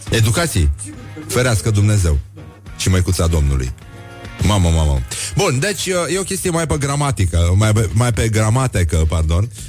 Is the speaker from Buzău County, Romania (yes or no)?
yes; Gura Teghii, Buzău County, Romania; sunt din Gura Teghi